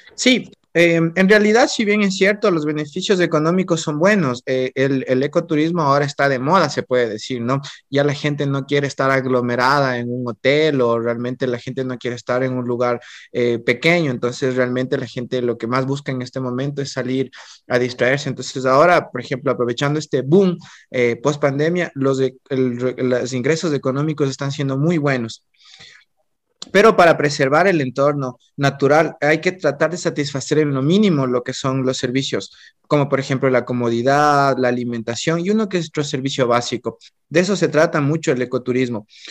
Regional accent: Ecuador

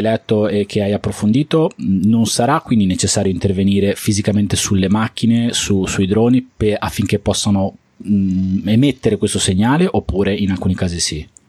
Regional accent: Liguria, Italy; also born or lived in Bologna; Siccome io sono Ligure, sono abbastanza vicino a Genova

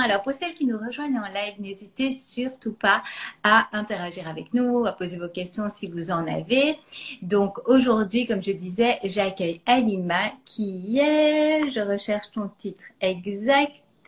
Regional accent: Belgium; je suis belge

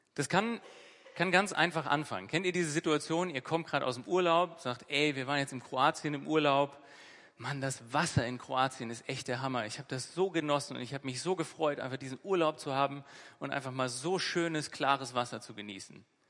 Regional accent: Northern Germany, Germany; also born or lived in Bremen; der wortgewandte Norddeutsche, der ich bin

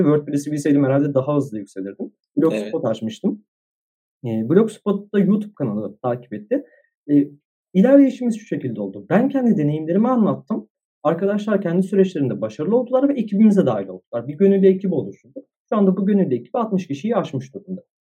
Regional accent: Istanbul, Turkey; İstanbul'da doğdum, büyüdüm

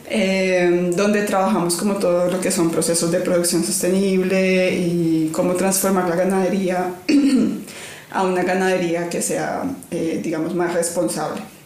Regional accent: Cali, Valle del Cauca, Colombia; moved away; yo vengo de Cali, la capital de la salsa, en Colombia

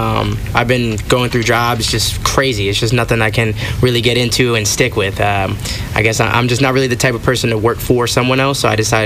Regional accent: North Bergen, New Jersey, United States; now in Easton, United States; Shout out Easton. That's where I live. I was born in North Bergen, New Jersey.

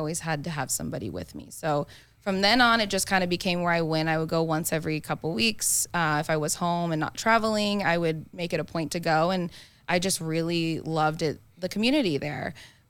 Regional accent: Phoenix, Arizona, United States; I'm from

